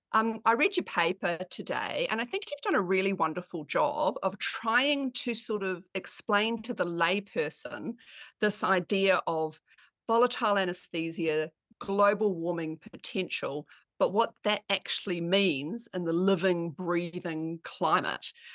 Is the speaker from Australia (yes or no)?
yes; Australia; I'm an anaesthetist from Australia.